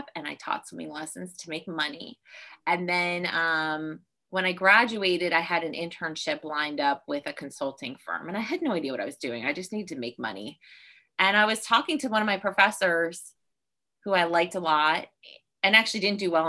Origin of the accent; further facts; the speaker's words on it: Virginia, United States; I grew up in Virginia